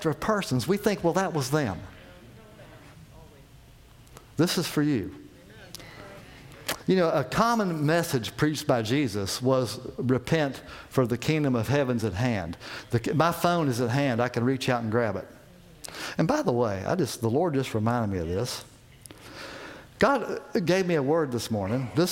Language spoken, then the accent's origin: English; West Virginia, United States; moved away; I'm from West Virginia